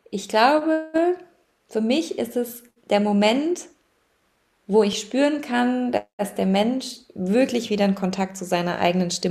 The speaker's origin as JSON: {"language": "German", "region": "Baden-Württemberg", "country": "Germany", "tie": "born or raised there", "said": "ich bin im Schwarzwald aufgewachsen, also sehr naturverbunden"}